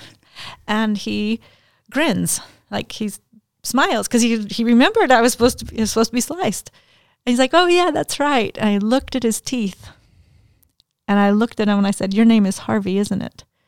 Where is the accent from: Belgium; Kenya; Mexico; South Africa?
Mexico; now in Denton, United States; I had a Mexican birth certificate 'cause I was born in Mexico.